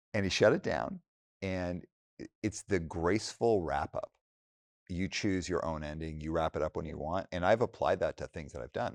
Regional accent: Alberta, Canada; now in Bay Area, United States; I was in Alberta

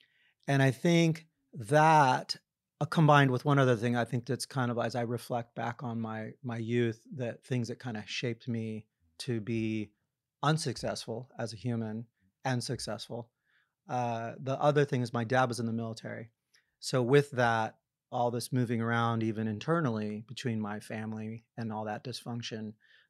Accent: New York, United States; now in California, United States; I've lived out in California now for a really long time. I lived all over the world as a kid, but I spent the majority of my high school days in New York. And with that, I just started calling myself a New Yorker.

